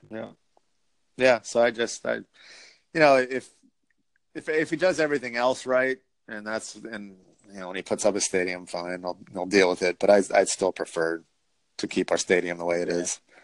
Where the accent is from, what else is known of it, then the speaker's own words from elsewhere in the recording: New York, United States; I'm a New Yorker